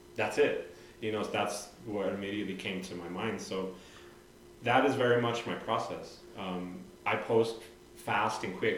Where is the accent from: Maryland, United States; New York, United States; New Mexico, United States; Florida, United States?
New Mexico, United States; Santa Fe; moved away as an adult; now in Albuquerque, United States; I'm originally from Santa Fe, so I was born and raised.